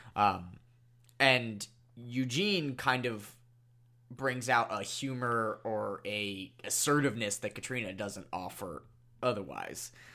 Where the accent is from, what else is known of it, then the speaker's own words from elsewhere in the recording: Ireland; I say that as an Irish person